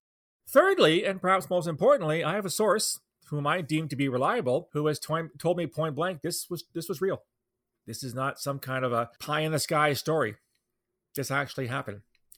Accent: London, Ontario, Canada; my hometown, London, Ontario.

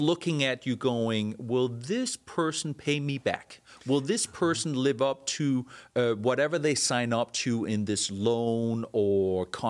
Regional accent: Denmark; moved away as an adult; now in United States; When I came from Denmark, I remember having never had a credit card. I was in my mid-20s at that point

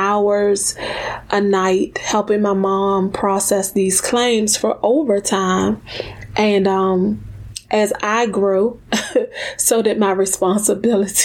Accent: Washington, District of Columbia, United States; I was born in Washington, D.C., grew up in the DMV area

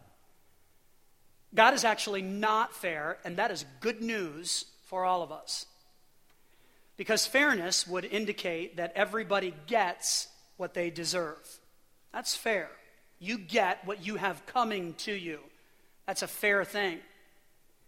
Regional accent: Illinois, United States; now in Pennsylvania, United States; I grew up in Illinois for a good portion of my life

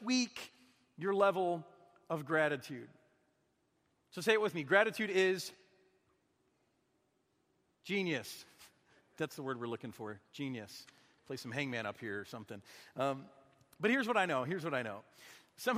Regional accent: Michigan, United States; moved away; also born or lived in Minnesota; I'm from Michigan. They don't make us grateful up there. It's too cold. It's too dark.

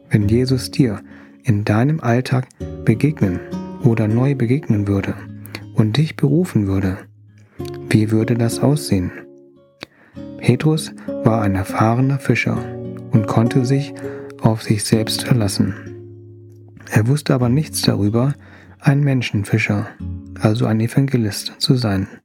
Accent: Thailand; ich freue mich, dass du zuhörst. Als Thailänder fühle ich mich geliebt, wenn mir jemand gutes Essen gibt.

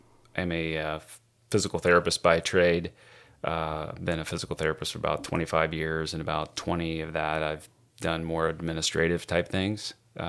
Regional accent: Indiana, United States; now in Powell, United States; We live in Powell. We're originally from Indiana, and moved here about 19 years ago, so we've been around.

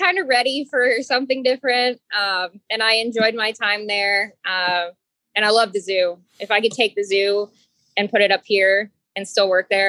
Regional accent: Cincinnati, Ohio, United States; moved away; also born or lived in Miami; I'm from Cincinnati.

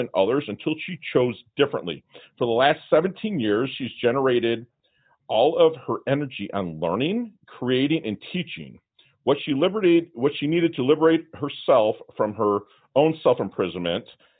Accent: Michigan, United States; now in South Florida, United States; I'm from Michigan

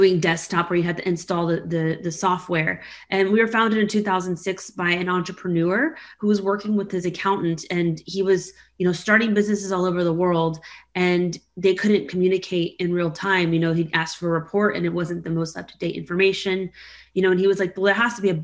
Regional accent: Houston, Texas, United States; Houston's my hometown

